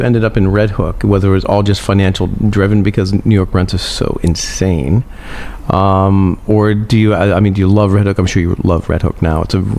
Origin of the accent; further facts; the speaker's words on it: Ireland; And actually, we're both Irish.